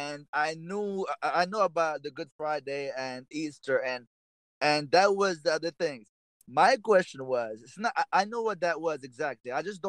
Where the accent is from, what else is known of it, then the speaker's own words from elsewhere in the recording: Morocco; I was born and raised in Morocco, a predominantly Muslim country, so I am celebrating this beautiful month